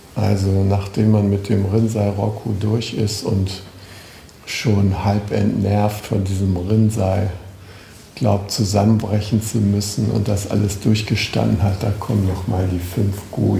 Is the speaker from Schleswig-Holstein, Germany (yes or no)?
yes; Schleswig-Holstein, Germany; Ich komme aus Schleswig-Holstein